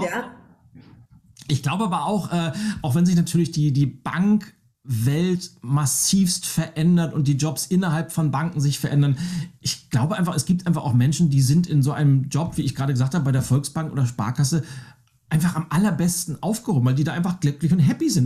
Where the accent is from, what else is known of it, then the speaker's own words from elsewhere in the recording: Lübeck, Schleswig-Holstein, Germany; ich bin ja in, in Lübeck aufgewachsen